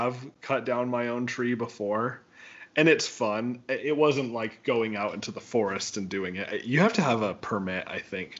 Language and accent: English; Wyoming, United States; when I was a kid, we always had a real Christmas tree growing up in Wyoming.